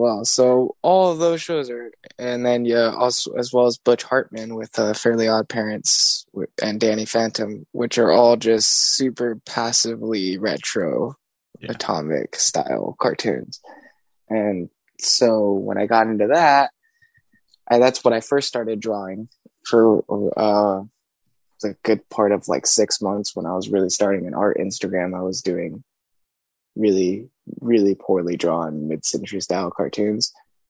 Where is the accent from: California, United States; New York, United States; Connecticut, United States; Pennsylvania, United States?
California, United States; Los Angeles; I'm an artist from Los Angeles.